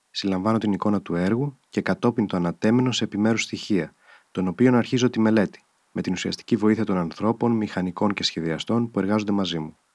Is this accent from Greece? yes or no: yes; Athens, Attica, Greece; born there; Γεννήθηκα όμω στην Αθήνα το 1936.